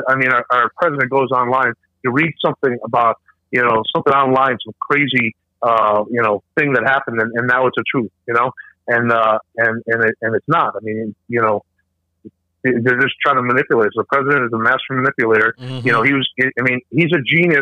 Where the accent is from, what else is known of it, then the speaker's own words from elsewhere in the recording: New York City, New York, United States; I grew up in New York City